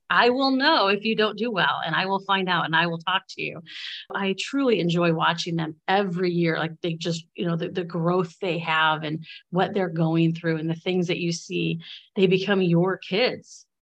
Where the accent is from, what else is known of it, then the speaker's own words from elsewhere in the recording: Bradley, Illinois, United States; I grew up in Bradley